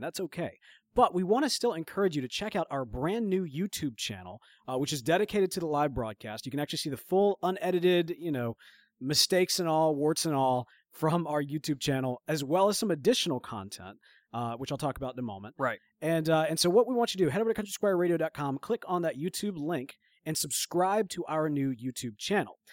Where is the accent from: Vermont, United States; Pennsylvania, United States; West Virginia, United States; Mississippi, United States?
Mississippi, United States; we are from Mississippi